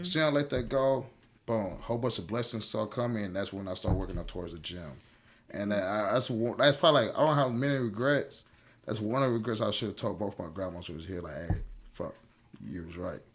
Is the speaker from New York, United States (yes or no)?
no; Houston, Texas, United States; born or raised there; also born or lived in Cincinnati, Ohio